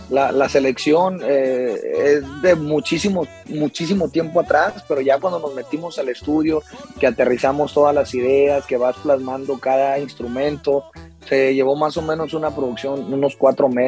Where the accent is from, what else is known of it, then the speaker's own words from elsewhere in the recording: Mexico; como buen mexicano